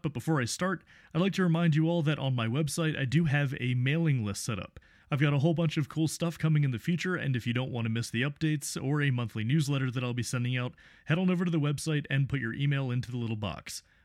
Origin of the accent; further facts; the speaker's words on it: United States; as an American from far away